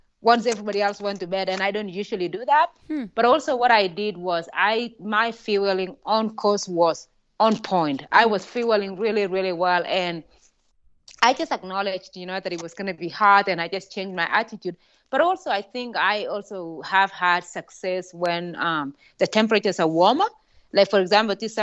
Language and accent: English; Kenya; moved away; Growing up in Kenya